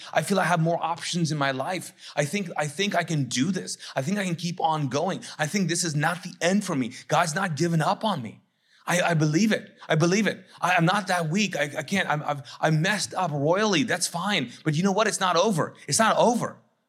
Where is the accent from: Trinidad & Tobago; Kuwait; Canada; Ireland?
Kuwait; moved away; I don't have anything to go back to because I came from Kuwait, which was war-torn.